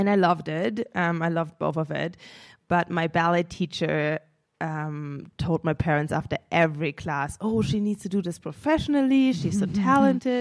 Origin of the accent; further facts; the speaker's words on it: Munich, Bavaria, Germany; moved away; I'm originally from Munich, Germany. My mom is German. My dad is from Senegal, West Africa. I grew up in Munich